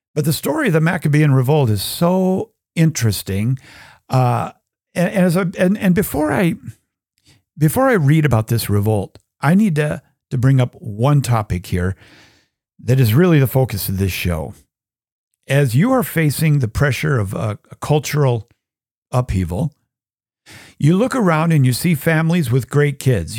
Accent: United States; I'm an American

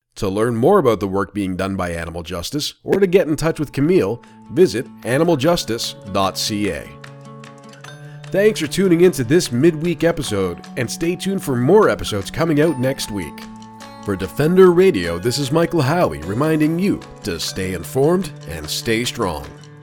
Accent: Ontario, Canada; I'm from Ontario

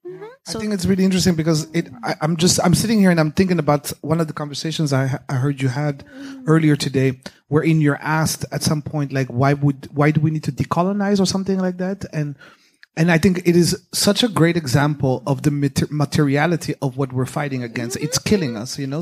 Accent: Burundi; now in The Hague, Netherlands; I'm originally from Burundi. I live in The Hague

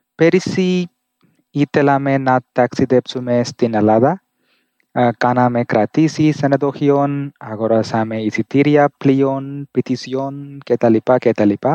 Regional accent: India; Greek is a second language; είμαι από την Ινδία. Μένω στην Ινδία

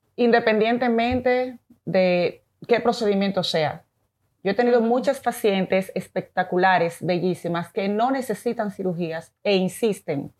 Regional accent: Dominican Republic; also born or lived in Venezuela; mi país es maravilloso

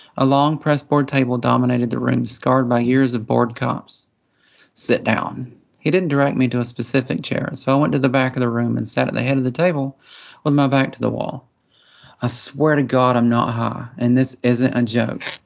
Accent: Appalachian Mountains, United States; accent: hillbilly; I was raised, you know, in the Appalachian Mountains. I'm kind of a hillbilly, as you can probably tell by my accent.

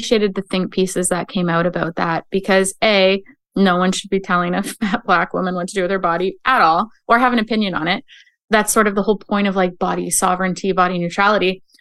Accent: Canada; as a Canadian

